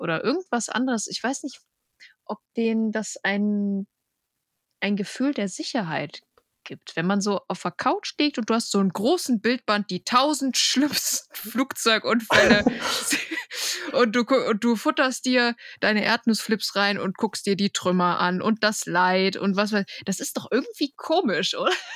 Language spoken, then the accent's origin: German; Bad Oeynhausen, North Rhine-Westphalia, Germany; ich komme aus Bad Oeynhausen.